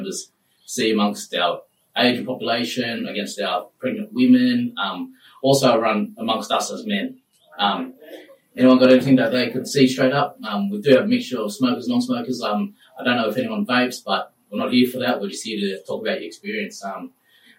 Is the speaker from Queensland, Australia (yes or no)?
no; Nambucca area, New South Wales, Australia; brought up in the Nambucca area.